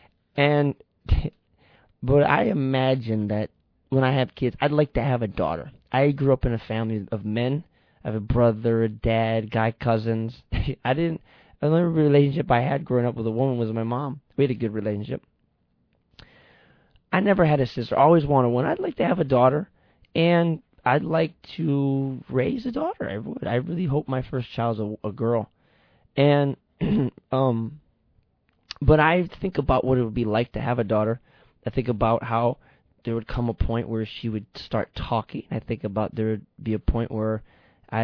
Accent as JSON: {"language": "English", "region": "Michigan", "country": "United States", "said": "we're from Michigan. I'm from Michigan"}